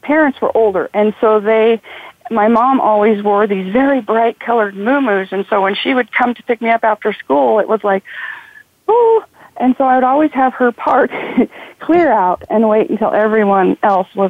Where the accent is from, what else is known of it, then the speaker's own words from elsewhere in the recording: Idaho, United States; growing up in Idaho